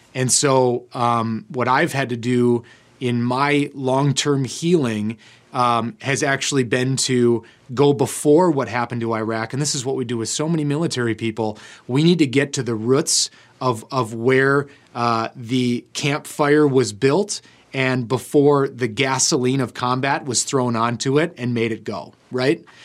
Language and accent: English; United States; as Americans